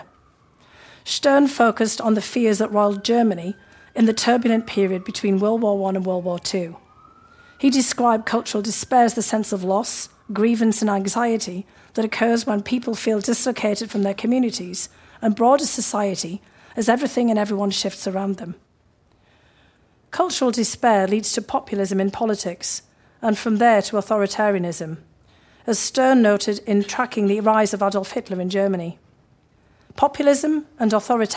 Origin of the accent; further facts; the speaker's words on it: near Newcastle upon Tyne, North East England, United Kingdom; moved away as an adult; now in United States; in the northeast of England, not far from my hometown